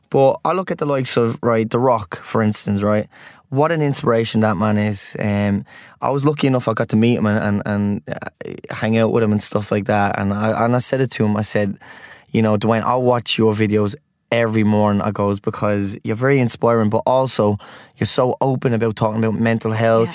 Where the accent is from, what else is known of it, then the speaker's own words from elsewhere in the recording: Ireland; as Irish people